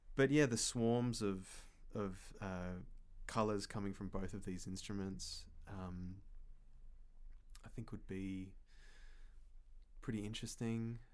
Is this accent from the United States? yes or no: no; Perth, Western Australia, Australia; moved away; also born or lived in Fremantle; my hometown in Perth